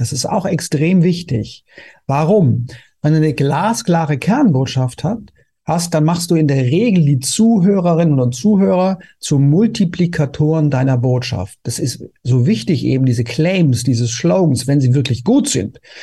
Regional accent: Konstanz, Baden-Württemberg, Germany; also born or lived in Vienna; now in Berlin, Germany; ich komme ja ursprünglich ja aus Konstanz

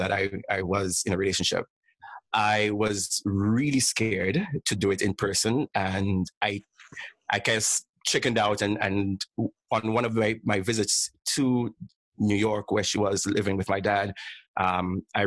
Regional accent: St. Lucia; moved away as an adult; now in Toronto, Canada; I'm originally from St. Lucia, but currently live in Toronto

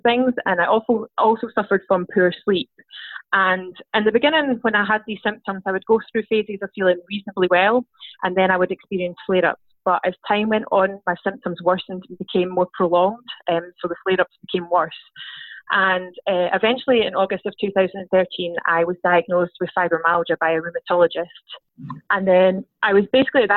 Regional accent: Scotland, United Kingdom; I'm from Scotland

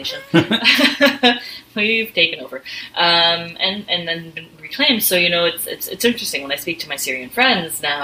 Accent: Ontario, Canada; I grew up in Ontario, but my entire elementary schooling was in French

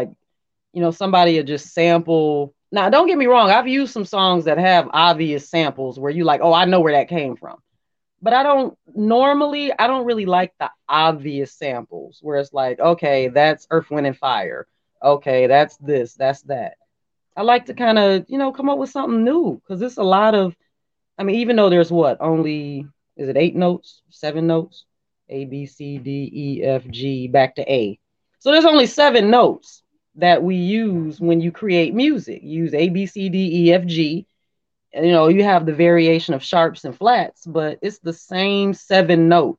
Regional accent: Detroit, Michigan, United States; You know, I'm kind of gutter. I'm kind of from Detroit, you know.

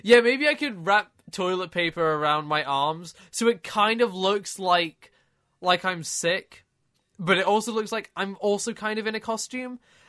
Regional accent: United Kingdom; What can I say? I'm British.

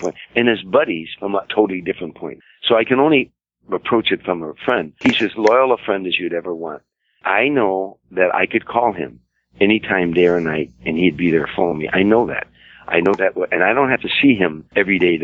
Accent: Chicago, Illinois, United States; moved away; I'm from the south side of Chicago

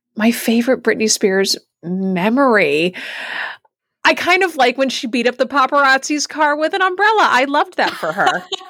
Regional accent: New England, United States; we're coming from New England.

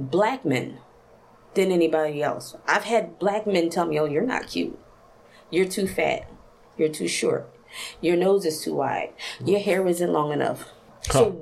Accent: Philadelphia, Pennsylvania, United States; I'm from Southwest Philadelphia

